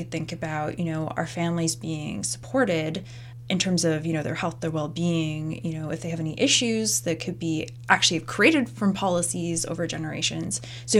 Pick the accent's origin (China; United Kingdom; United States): United Kingdom; South East England; I grew up in Surrey, you know, which has a certain, I don't know if you've heard about the reputation of Surrey.